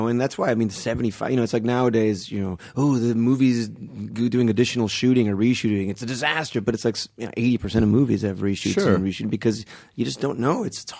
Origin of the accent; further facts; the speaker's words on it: Kendall, Florida, United States; So yeah, mostly South Florida. It was in Kendall, and then I went to high school in Palm Beach.